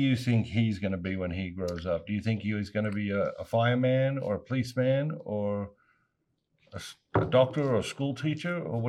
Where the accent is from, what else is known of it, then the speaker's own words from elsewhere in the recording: Australia; moved away; I grew up in Australia playing cricket.